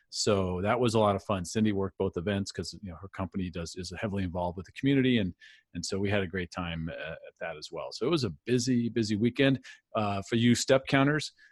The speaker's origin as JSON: {"language": "English", "town": "San Diego", "region": "California", "country": "United States", "tie": "born there", "said": "I was born in San Diego and did not take that advice."}